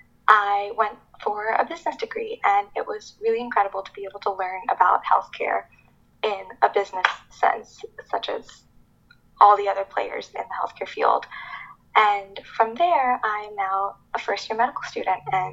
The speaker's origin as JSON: {"language": "English", "region": "Florida", "country": "United States", "tie": "born or raised there", "said": "So I was born and raised in Florida with my two parents and my younger brother"}